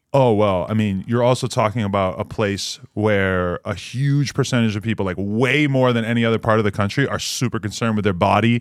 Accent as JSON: {"language": "English", "region": "New Hampshire", "country": "United States", "also_born_or_lived": "New York City", "moved": "yes", "said": "I'm from the, the most irrelevant state, New Hampshire."}